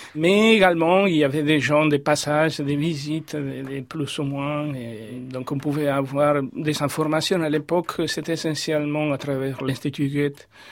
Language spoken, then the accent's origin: French; Córdoba, Argentina; French is a second language; moved away as an adult; also born or lived in Buenos Aires, Argentina; now in France; j'ai quitté Cordoba pour Buenos Aires et avant d'être venu en France.